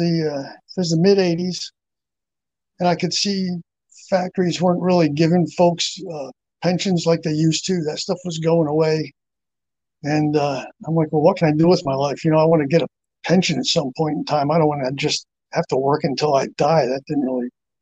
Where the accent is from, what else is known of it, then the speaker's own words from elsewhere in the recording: Phillipsburg, New Jersey, United States; moved away; also born or lived in Marion Station, Maryland; I grew up in Phillipsburg, New Jersey. We left there in 1979.